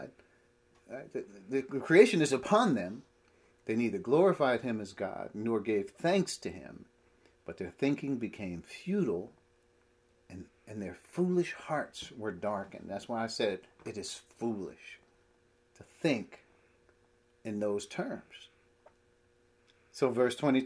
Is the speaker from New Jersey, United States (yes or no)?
yes; Piscataway, New Jersey, United States; where we grew up in Piscataway